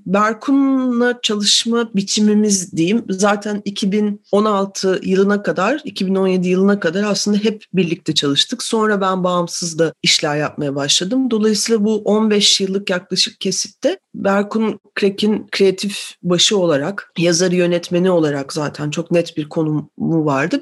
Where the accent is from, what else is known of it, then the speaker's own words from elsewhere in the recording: Ankara, Turkey; moved away as an adult; now in Istanbul, Turkey; Ankaralıyım ben doğuma büyüme